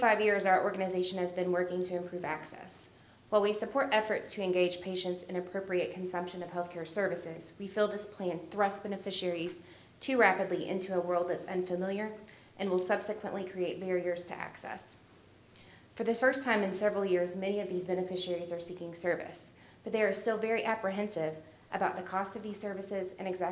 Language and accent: English; Berea, Kentucky, United States; I'm from Berea, Kentucky